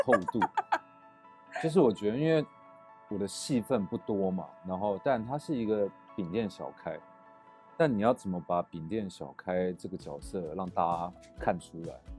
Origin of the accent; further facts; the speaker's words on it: Taipei, Taiwan; 我是台北人，我那时候五十六岁出来工作，我从我，我老家在北投